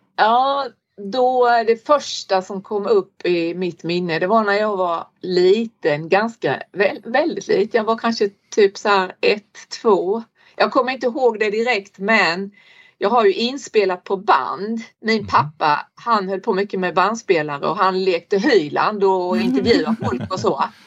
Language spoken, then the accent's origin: Swedish; Olofström, Blekinge, Sweden; now in Norberg, Sweden; jag kommer från Blekinge, Olofströms kommun